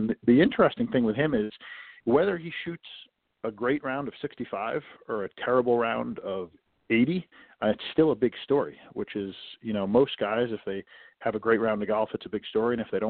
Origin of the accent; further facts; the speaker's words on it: Oradell, New Jersey, United States; I'm originally from New Jersey, so I'm a local guy. I grew up in Oradell, New Jersey